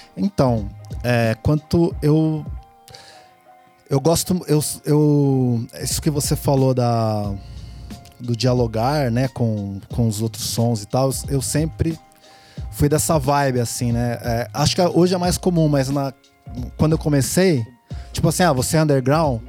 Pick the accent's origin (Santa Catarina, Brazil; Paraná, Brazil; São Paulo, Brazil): São Paulo, Brazil; Piracicaba; eu nasci em São Paulo, né? Vim pra cá com 7 anos, 7, 8 anos? 7, 7 anos. 7 anos e meio